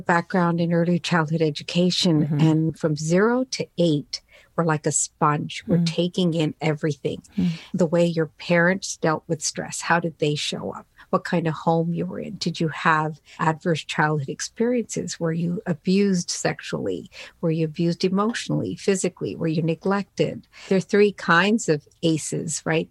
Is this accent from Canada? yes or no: yes; Newfoundland and Labrador, Canada; English is a second language; I immigrated here with my family to Newfoundland on the east coast of Canada back in 1967.